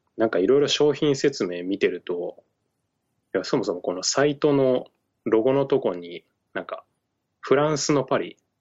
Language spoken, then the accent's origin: Japanese; Shimane, Japan; now in Tokyo, Japan; 俺の地元、まあ、島根県の超ど田舎の地元